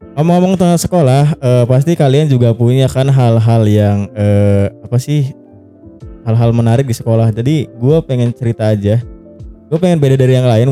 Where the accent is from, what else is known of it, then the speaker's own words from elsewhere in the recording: Java, Indonesia; accent: Ngapak; gua kan Jawa gitu kan, aku koe